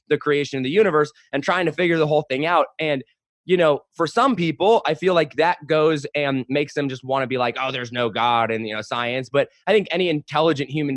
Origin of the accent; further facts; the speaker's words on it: United States; I grew up in America as a white male